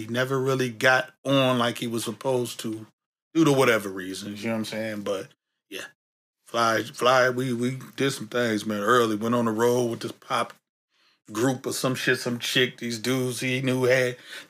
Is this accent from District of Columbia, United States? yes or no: no; San Francisco, California, United States; Yeah, definitely. You know, just the atmosphere, man.